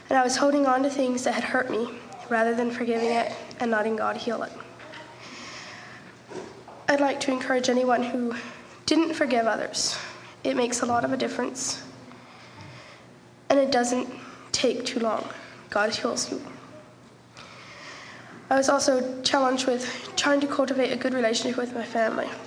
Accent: Culdesac, Idaho, United States; I'm from Culdesac, Idaho.

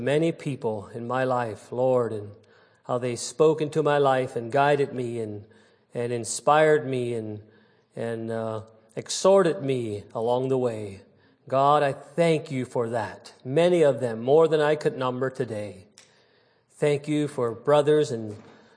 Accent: New Holland, Pennsylvania, United States; I was raised in New Holland, Pennsylvania, Lancaster County, Pennsylvania, and in a old order Mennonite setting

